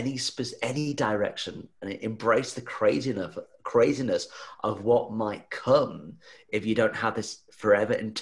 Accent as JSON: {"language": "English", "country": "Australia", "said": "being an Aussie."}